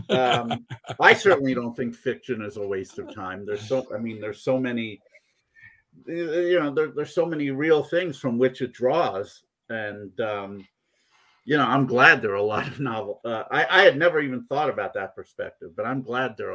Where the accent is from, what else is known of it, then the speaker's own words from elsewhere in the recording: Poughkeepsie, New York, United States; I had the same situation. I grew up in Poughkeepsie